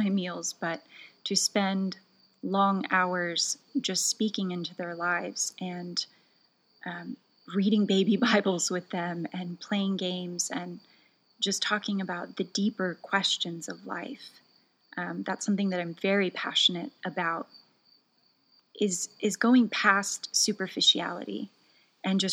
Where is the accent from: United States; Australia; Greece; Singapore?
United States; moved away; also born or lived in Norway; as an American